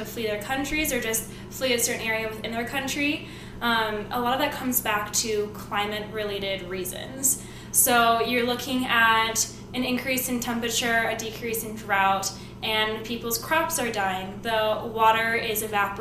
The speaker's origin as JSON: {"language": "English", "region": "Montana", "country": "United States", "tie": "born or raised there", "also_born_or_lived": "East Coast, United States", "moved": "yes", "lives_now": "Arizona, United States", "said": "I grew up in Montana and on the East Coast"}